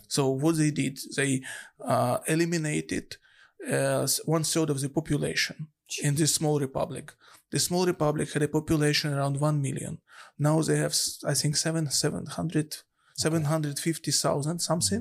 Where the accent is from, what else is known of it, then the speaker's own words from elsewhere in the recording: Donetsk, Donetsk Oblast, Ukraine; moved away; also born or lived in Kyiv, Ukraine; I'm from Donetsk.